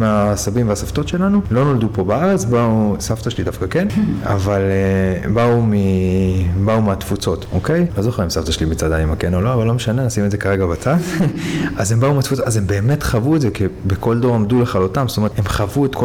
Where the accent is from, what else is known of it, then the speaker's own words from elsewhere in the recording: Hadera, Haifa District, Israel; גדלתי בחדרה